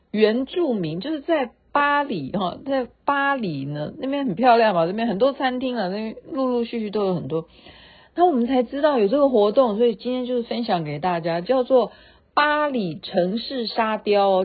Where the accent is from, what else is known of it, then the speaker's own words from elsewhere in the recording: Taiwan; 我们台湾人